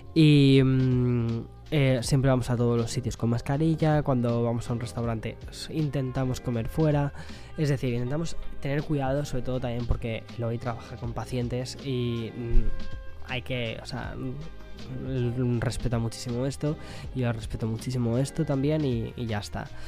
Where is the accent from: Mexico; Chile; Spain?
Spain; moved away; also born or lived in New York; estoy muy perdido con lo que es em, la cultura española, del quién es quién, ¿no? De, mi propio país